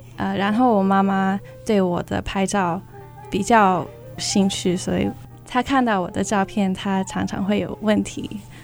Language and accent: Chinese; California, United States; Chinese is a second language; moved away as an adult; now in Oregon, United States; 我是在美国加州长大的，然后一年前我搬到奥利冈州